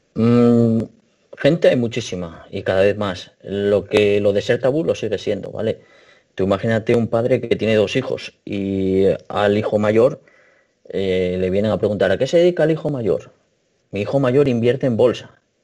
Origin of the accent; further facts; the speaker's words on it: Asturias, Spain; yo soy de Asturias